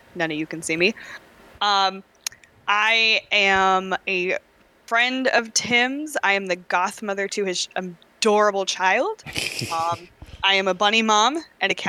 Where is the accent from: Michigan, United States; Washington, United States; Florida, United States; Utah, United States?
Washington, United States; Seattle; now in Washington, D.C., United States; I'm originally from Seattle